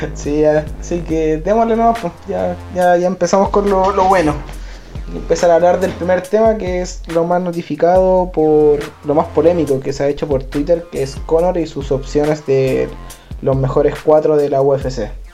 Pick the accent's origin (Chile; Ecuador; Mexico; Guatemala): Chile; now in Santiago, Chile; nosotros somos de Chile. Chile, yo vivo en la capital Santiago